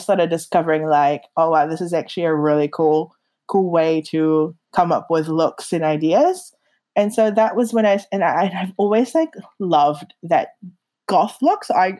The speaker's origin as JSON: {"language": "English", "country": "Philippines", "tie": "born or raised there", "lives_now": "New Zealand", "said": "when people ask me where I'm from, I grew up in the Philippines, but I really feel like New Zealand is home because it's where I grew up in that sense, where I grew into myself."}